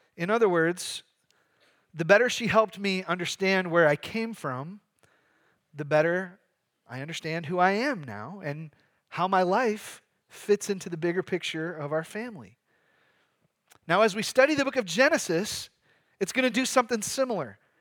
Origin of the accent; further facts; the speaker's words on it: Michigan, United States; moved away; I'm from Michigan.